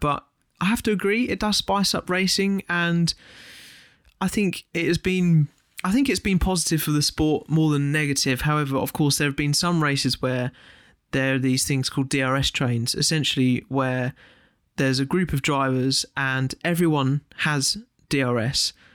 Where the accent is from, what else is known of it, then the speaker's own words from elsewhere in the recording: United Kingdom; as a British fan